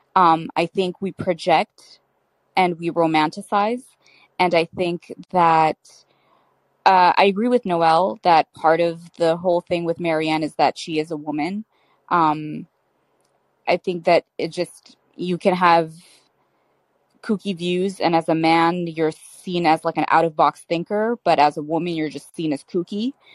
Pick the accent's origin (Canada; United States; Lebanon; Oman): Canada; I'm Canadian and I'm Muslim